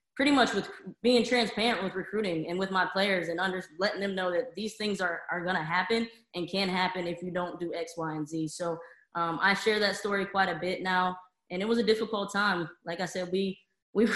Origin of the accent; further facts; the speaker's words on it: Youngstown, Ohio, United States; moved away as an adult; I'm from Youngstown, Ohio, which is about an hour south of Cleveland